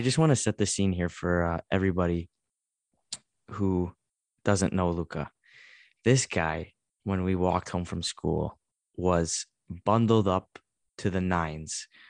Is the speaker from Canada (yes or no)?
yes; Canada; as a Canadian talking to another Canadian